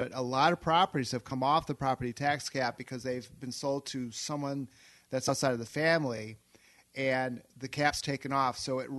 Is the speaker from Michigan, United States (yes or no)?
yes; Saugatuck, Michigan, United States; moved away as an adult; also born or lived in Chicago; Born and raised in Saugatuck. And spent a few years away in Chicago for love.